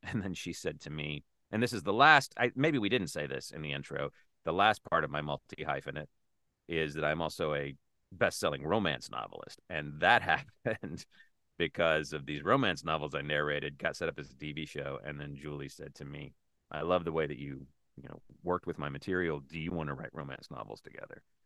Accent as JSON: {"language": "English", "region": "South Carolina", "country": "United States", "tie": "born or raised there", "also_born_or_lived": "Chicago / New York / Los Angeles", "moved": "yes", "said": "I grew up in South Carolina"}